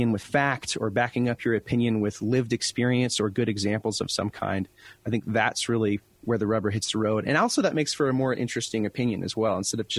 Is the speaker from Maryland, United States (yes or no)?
no; Colville, Washington, United States; moved away as an adult; also born or lived in Detroit; my hometown, Colville, Washington